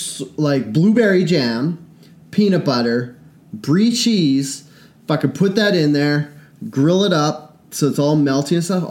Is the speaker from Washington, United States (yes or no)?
yes; Washington, United States; we're from Washington. The ocean's beside us.